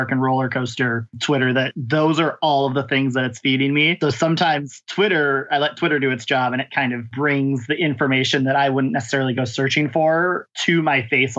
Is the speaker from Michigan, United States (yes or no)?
yes; Michigan, United States; I grew up in Michigan. I was about 3 hours from Cedar Point